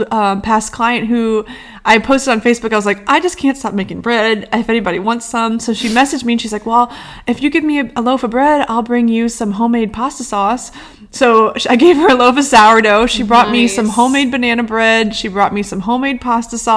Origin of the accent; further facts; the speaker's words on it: St. Louis, Missouri, United States; moved away; I'm from St. Louis, Missouri, where they slice the bagels